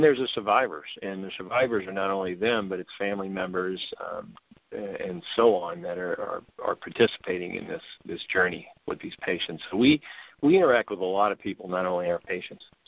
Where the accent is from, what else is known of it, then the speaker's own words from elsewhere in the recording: New Orleans, Louisiana, United States; moved away; I'm from New Orleans, born and raised